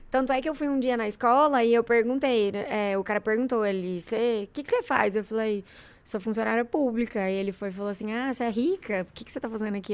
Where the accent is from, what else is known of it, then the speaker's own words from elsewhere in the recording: Goiânia, Goiás, Brazil; eu sou nascida e criada aqui em Goiânia